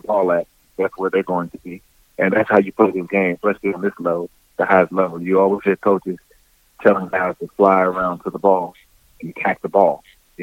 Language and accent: English; United States; back in my hometown